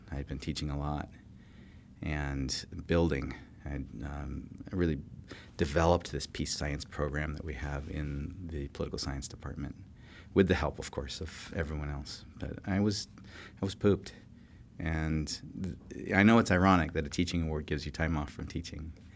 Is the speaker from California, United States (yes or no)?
yes; California, United States; moved away; I grew up in California